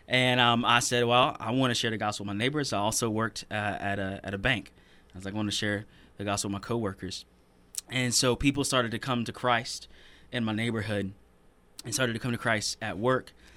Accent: Greenville, South Carolina, United States; I was born and raised in Greenville

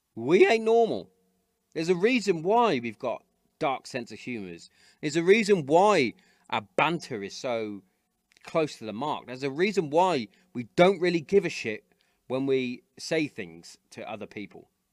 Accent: Hereford, West Midlands, United Kingdom; I grew up in Hereford

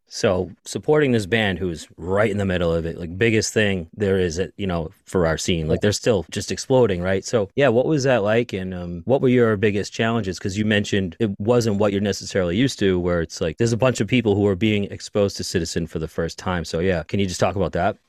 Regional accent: Boston, Massachusetts, United States; I'm from Boston

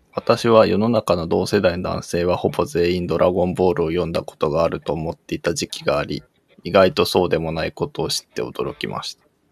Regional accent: Tokyo, Japan; 東京で育ってると東京のことそんなに知らなくない

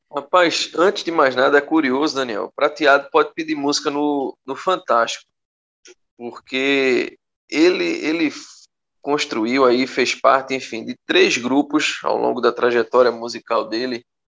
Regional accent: Northeast Region, Brazil; a gente é do Nordeste

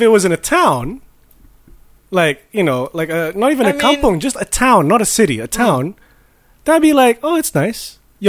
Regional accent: London, United Kingdom; growing up in London

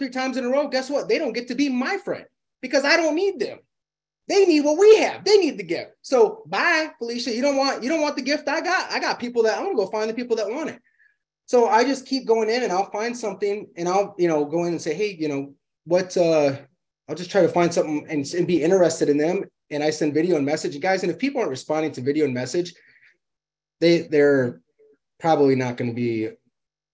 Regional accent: Illinois, United States; now in Arizona, United States; I'm from Illinois, ton of snow there. And that's why I live in Arizona now

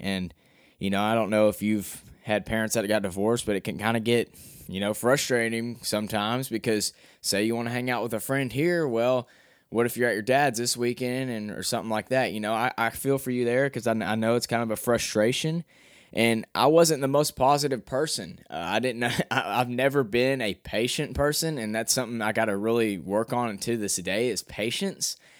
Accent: Cabot, Arkansas, United States; I'm from Cabot, Arkansas, Calbutt, Arkansas

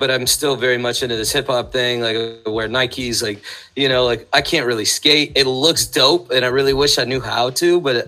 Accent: San Mateo, California, United States; I went to school in San Carlos, but I grew up in San Mateo.

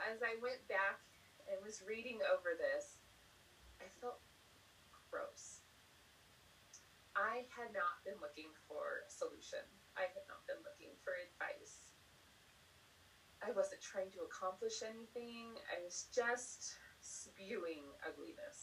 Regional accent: Southern California, United States; accent: Valley girl; moved away as an adult; also born or lived in Provo, Utah; now in New Mexico, United States; I am from Southern California, born and raised, except for 10 months when I lived in Provo, Utah

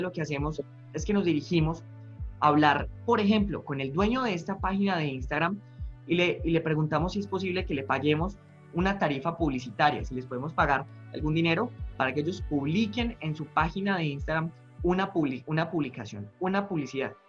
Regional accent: Medellín, Antioquia, Colombia; En Medellín, yo soy, yo soy paisa

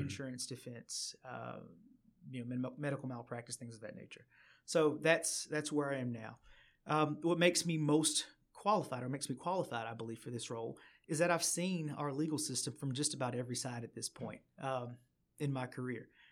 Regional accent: Chattanooga, Tennessee, United States; also born or lived in Maryville, Tennessee / Knoxville, Tennessee; born and raised in Chattanooga

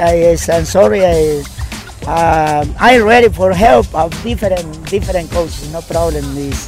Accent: Ciudad Altamirano, Guerrero, Mexico; English is a second language; now in Kingston; Mexico, Ciudad Altamirano, Guerrero. Pero live in Kingston.

